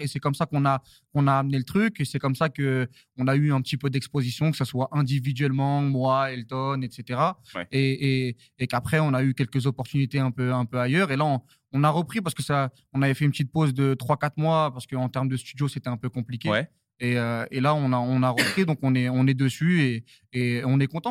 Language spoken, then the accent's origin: French; Saint-Denis, Île-de-France, France; je viens de Saint-Denis. Euh, euh, je, suis, parisien